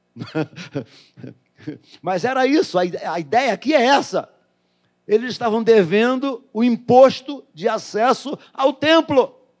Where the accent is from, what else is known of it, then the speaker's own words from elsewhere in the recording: Brazil; nascido e criado no Jardim Metrópolis